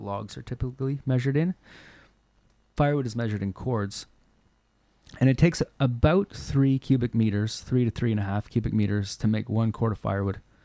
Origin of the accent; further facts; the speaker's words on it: Nova Scotia, Canada; now in Cortes Island, Canada; where I grew up in Nova Scotia